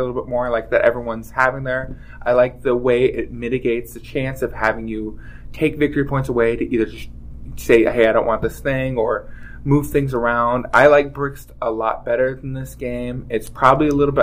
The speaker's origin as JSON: {"language": "English", "area": "Bay Area", "region": "California", "country": "United States", "tie": "born or raised there", "said": "I grew up in California and in the Bay Area"}